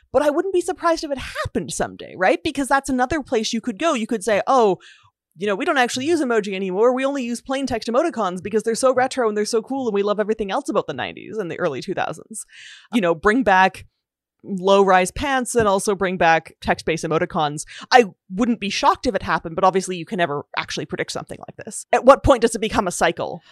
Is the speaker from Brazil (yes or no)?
no; Canada; I'm Canadian